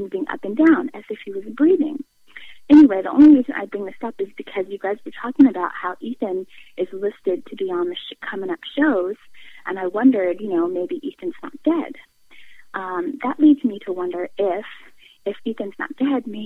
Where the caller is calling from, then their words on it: California, United States; I'm calling from California